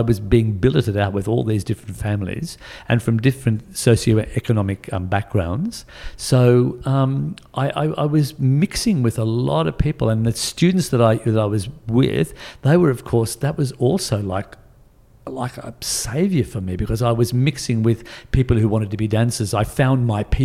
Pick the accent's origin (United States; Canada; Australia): Australia; New South Wales; Growing up in New South Wales in the 60s, wanting to be a dancer of any sort